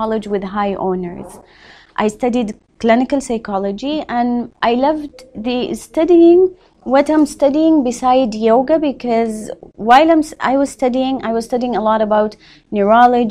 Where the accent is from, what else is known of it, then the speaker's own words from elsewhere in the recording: Riyadh, Riyadh Province, Saudi Arabia; now in Jeddah, Saudi Arabia; I grew up in Riyadh, but I moved to Jeddah.